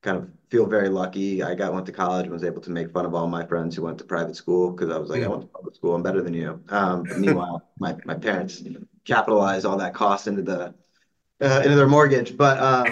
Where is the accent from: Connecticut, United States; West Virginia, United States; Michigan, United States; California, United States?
Connecticut, United States; West Hartford; now in Berkeley, United States; I grew up in West Hartford, Connecticut